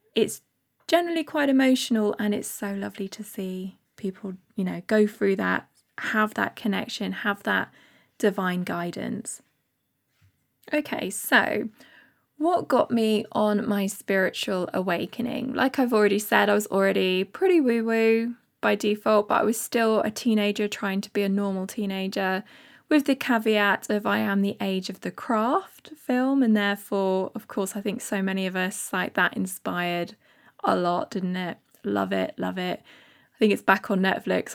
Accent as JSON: {"language": "English", "town": "Bath", "region": "South West England", "country": "United Kingdom", "tie": "born or raised there", "moved": "yes", "said": "I am from Bath. Uh, lived there for my first so many years with my parents"}